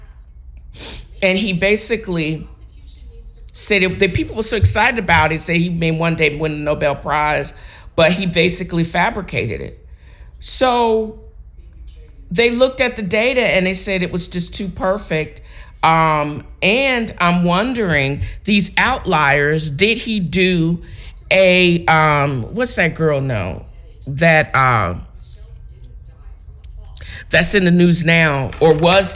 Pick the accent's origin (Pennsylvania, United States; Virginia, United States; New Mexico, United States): Virginia, United States; Virginia Beach; where I grew up in Virginia Beach